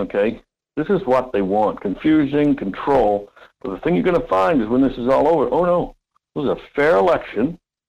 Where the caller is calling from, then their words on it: Homer, Alaska, United States; Yeah, from Homer.